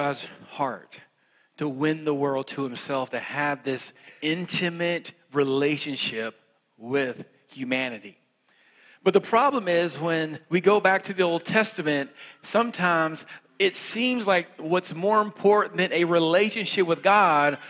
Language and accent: English; West Virginia, United States; I'm from West Virginia